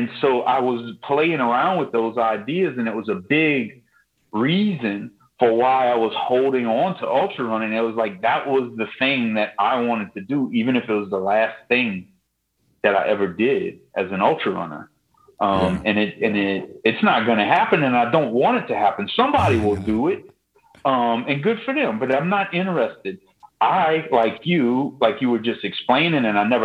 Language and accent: English; Lafourche Parish, Louisiana, United States; I'm from Lafourche Parish